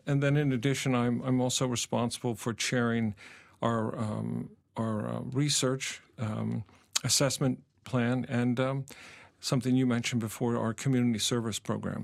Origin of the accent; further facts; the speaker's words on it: Pennsylvania, United States; moved away as an adult; also born or lived in Indiana; I'm, I'm from Pennsylvania originally